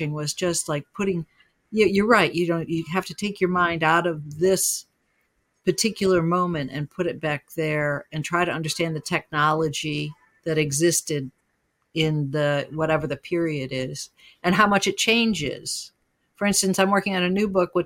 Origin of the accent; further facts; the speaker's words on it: Utica, New York, United States; I grew up in Utica